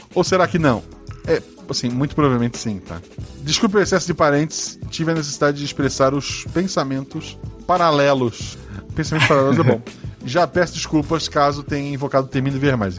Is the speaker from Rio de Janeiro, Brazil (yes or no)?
no; Florianópolis, Santa Catarina, Brazil; Eu sou de Florianópolis